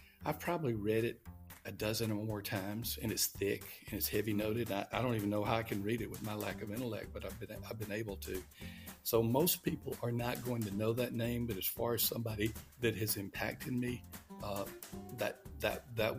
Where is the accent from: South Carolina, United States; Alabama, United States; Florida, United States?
Alabama, United States; moved away as an adult; also born or lived in Louisville, Kentucky; I was born in Alabama. I remember the Selma Bridge and marching across the bridge. My dad was a mayor of a town